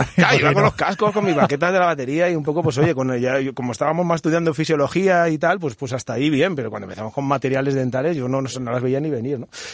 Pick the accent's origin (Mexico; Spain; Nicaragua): Spain; Madrid, Community of Madrid; moved away as an adult; now in Toledo, Spain; yo soy de Madrid